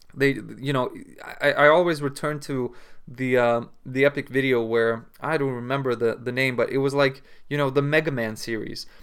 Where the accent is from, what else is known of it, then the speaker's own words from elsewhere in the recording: Lithuania; in Lithuania, we say